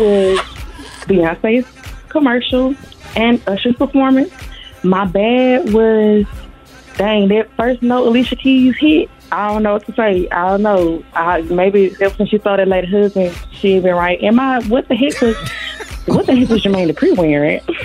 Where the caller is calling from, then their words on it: Jackson, Mississippi, United States; moved away; I'm calling from South Carolina by way of Jackson, Mississippi